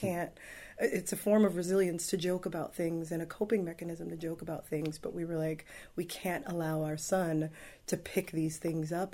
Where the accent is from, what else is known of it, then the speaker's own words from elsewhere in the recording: Los Angeles, California, United States; also born or lived in Palos Verdes; I grew up in the Watts neighborhood